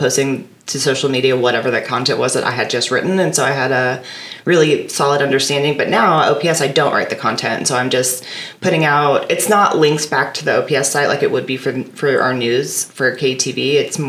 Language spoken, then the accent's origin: English; Fremont, Nebraska, United States; now in Omaha, United States; I am from Fremont